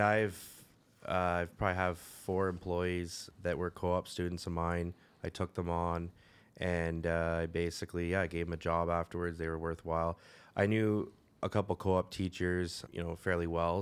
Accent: Caledon, Ontario, Canada; I grew up in Caledon

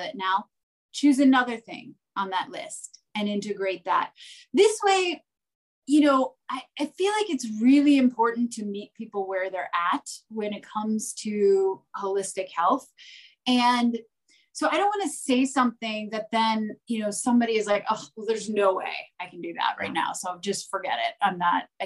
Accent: New Jersey, United States; I grew up in New Jersey, in the suburbs, and I went to Rutgers

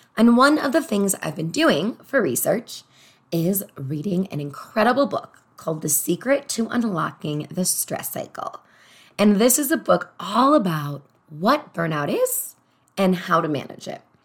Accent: Chicago, Illinois, United States; moved away as an adult; also born or lived in Los Angeles; I'm from Chicago originally, and I moved to Los Angeles

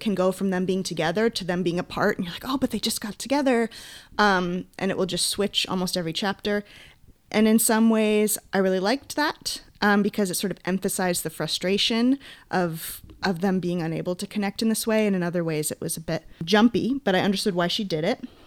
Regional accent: Maine, United States; now in California, United States; when I was growing up in Maine

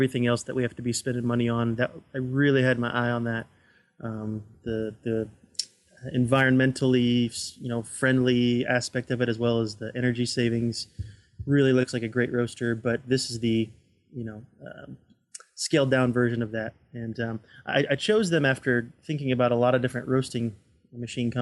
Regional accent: Florida, United States; moved away; I'm from Florida originally, and we have family down

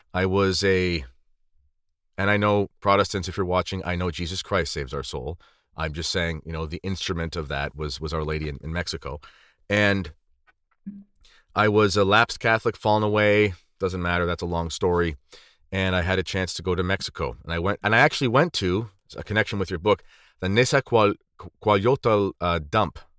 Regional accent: Canada; When I was growing up in Canada

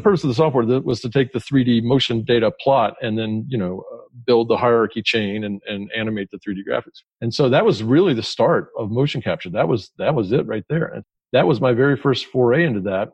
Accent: Atlanta, Georgia, United States; I grew up in Atlanta

